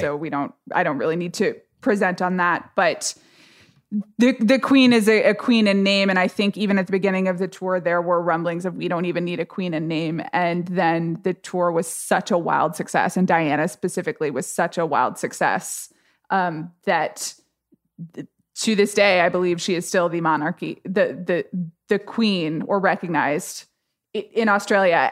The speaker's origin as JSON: {"language": "English", "country": "United States", "said": "I'm an American"}